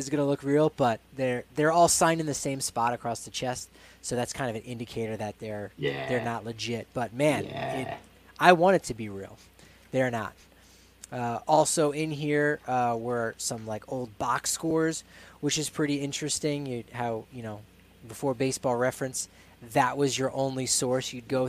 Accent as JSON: {"language": "English", "region": "New Jersey", "country": "United States", "tie": "born or raised there", "moved": "yes", "lives_now": "Colorado, United States", "said": "Drove Colorado back to New Jersey, where I'm from. Little known fact, I am from New Jersey."}